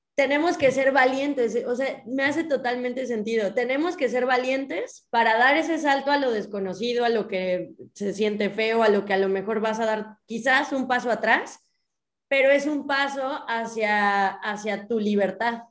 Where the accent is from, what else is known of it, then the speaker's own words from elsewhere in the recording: Mexico; nací en México